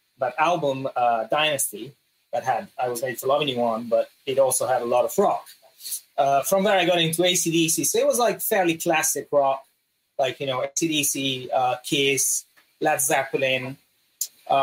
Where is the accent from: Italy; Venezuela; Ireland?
Italy; northern Italy; also born or lived in Los Angeles, United States / London, United Kingdom; in the north, we have kind of sort of like almost Austrian food.